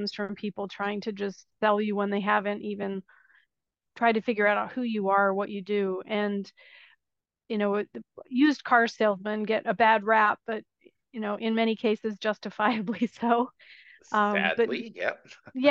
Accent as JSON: {"language": "English", "country": "United States", "moved": "as an adult", "lives_now": "Italy", "said": "I am an American expat living in Italy"}